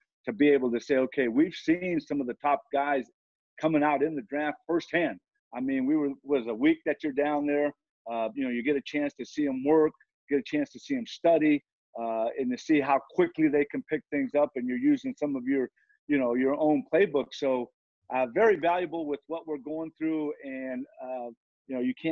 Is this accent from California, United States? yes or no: yes; Southern California, United States; now in Cincinnati, United States; I'm from Southern California